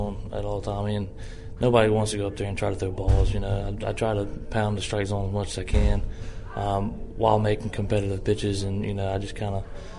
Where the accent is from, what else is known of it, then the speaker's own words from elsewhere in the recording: Mississippi, United States; my home state, Mississippi.